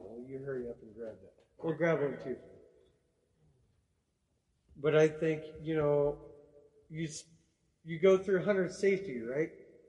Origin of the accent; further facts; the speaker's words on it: Wyoming, United States; We're a Wyoming folk